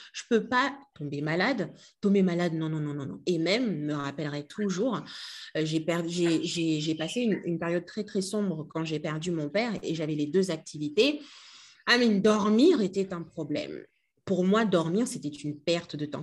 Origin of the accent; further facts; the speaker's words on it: Kinshasa, DR Congo; moved away as an adult; also born or lived in France; je suis née et j'ai grandi à Kinshasa.